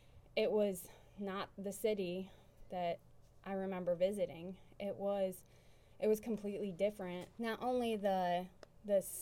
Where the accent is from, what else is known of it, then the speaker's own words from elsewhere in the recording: New York, United States; moved away; I'm from New York